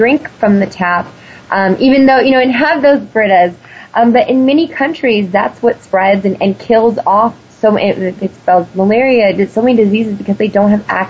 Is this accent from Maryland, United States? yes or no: no; California, United States; being a Californian